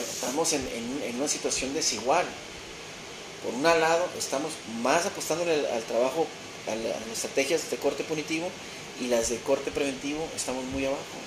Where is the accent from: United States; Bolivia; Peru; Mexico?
Mexico; transformar a mi país, a mi nación, a mi gente